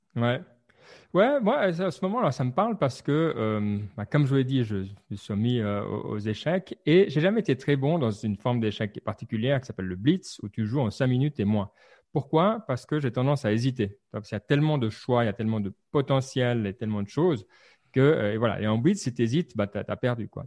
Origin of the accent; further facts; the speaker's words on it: Lausanne region, Vaud, Switzerland; Suisse, la région de Lausanne.